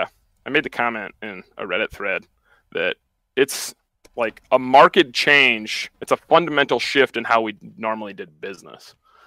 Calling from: South Dakota, United States; South Dakota.

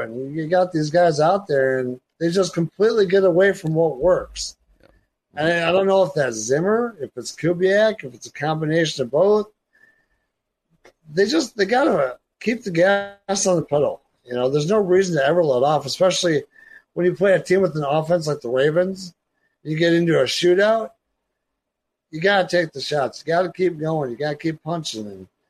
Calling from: Watertown, South Dakota, United States; I'm in Watertown, South Dakota.

